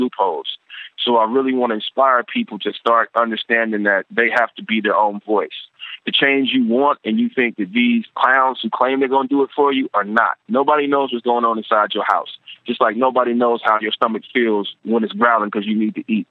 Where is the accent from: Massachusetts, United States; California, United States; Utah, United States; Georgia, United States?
California, United States; Compton; also born or lived in Carson, California; I grew up in Compton before. So I spent most of my life in Compton